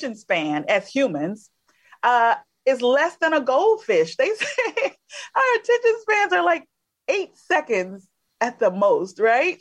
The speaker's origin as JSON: {"language": "English", "region": "Alabama", "country": "United States", "said": "I'm originally from Alabama"}